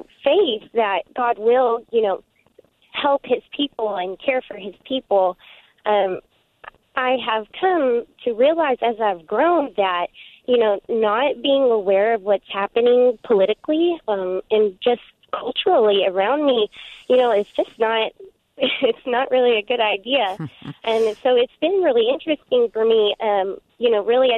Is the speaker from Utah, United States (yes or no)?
no; Southern Mississippi, United States; also born or lived in Central Arkansas; now in Hot Springs, United States; I have been born and raised in the South. I am actually from Southern Mississippi and now live in Central Arkansas.